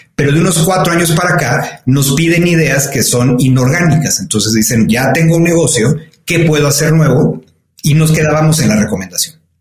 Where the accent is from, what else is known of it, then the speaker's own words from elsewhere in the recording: Mexico; soy un orgulloso mexicano, me, siento muy, muy privilegiado de, de, haber nacido y de haber crecido en este país